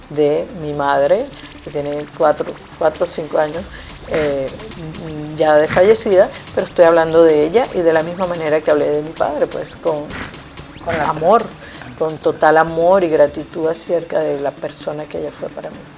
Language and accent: Spanish; Venezuela; moved away; mi mamá murió estando yo aquí eh, después que me vine de Venezuela no pude estar allá en, Venezuela.